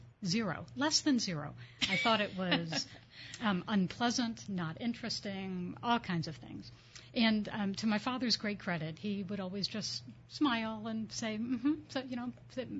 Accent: Reading, Pennsylvania, United States; I grew up in Reading, Pennsylvania, outside of Philadelphia, in a small city, in a small family where both of my grandfathers and one grandmother were entrepreneurs.

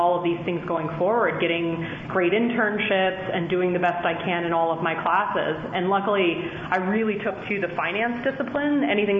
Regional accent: South Carolina, United States; I grew up, was born and raised in South Carolina, and I was well aware of all the stereotypes that come along with that, you know, coming into Penn. I still had a bit of an accent back then.

